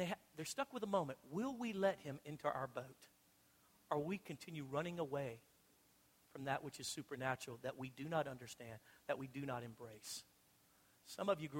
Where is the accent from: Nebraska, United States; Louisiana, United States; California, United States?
Louisiana, United States; I'm from Louisiana.